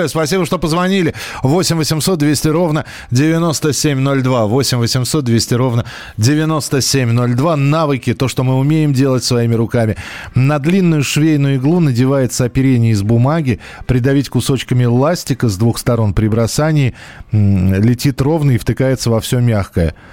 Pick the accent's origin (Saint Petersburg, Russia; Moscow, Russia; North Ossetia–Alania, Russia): Moscow, Russia; И так как я вырос в Москве, патронов не было.